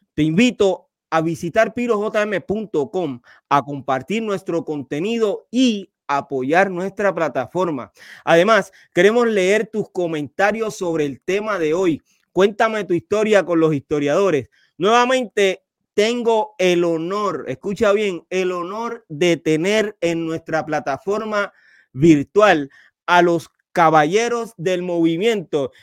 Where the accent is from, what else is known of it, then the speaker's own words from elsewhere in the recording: Carolina, Puerto Rico; Richie y, yo, yo somos de Carolina